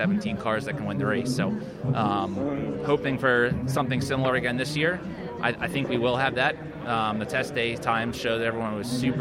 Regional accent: United States; being an American

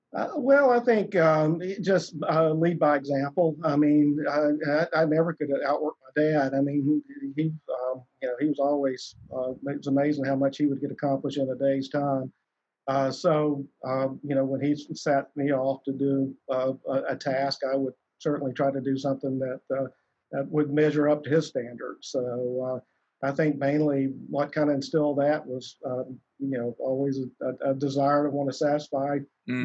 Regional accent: South Alabama, United States; I, I, grew up down in South Alabama

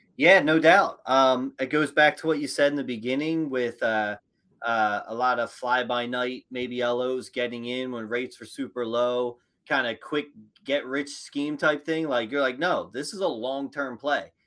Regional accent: Philadelphia, Pennsylvania, United States; I'm from Philly

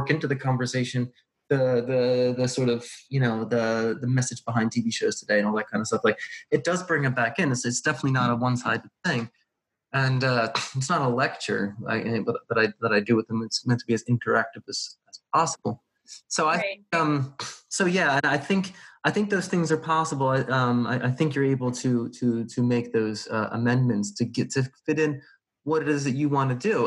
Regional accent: United States; I'm from America

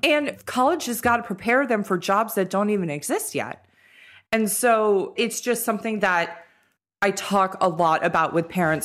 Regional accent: Los Angeles, California, United States; we're all from Los Angeles and went to school up north

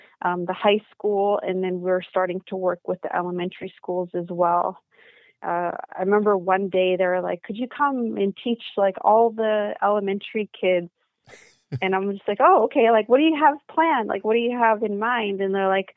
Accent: British Columbia, Canada; here in my hometown, which is a small country town. And I think we're about 3.5 hours northeast of Vancouver

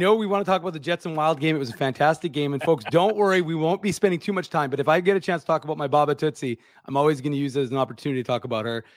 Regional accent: Winnipeg, Manitoba, Canada; I said, "Winnipeg."

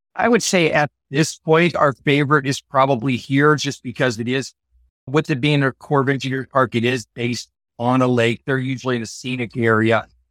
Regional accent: Iowa, United States; moved away; I actually grew up about a half an hour from where we're currently

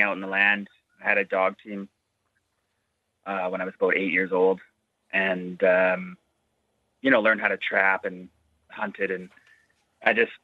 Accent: Ontario, Canada; now in Inuvik, Canada; I grew up in Ontario

